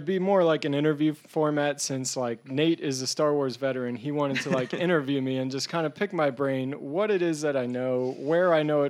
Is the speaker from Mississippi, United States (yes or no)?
no; Pennsylvania, United States; I grew up in Eastern Pennsylvania in Lancaster County.